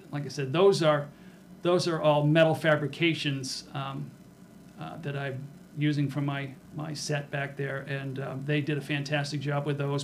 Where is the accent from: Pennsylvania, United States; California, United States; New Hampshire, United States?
New Hampshire, United States; Rochester; make it into the lovely metropolis of Rochester, my hometown.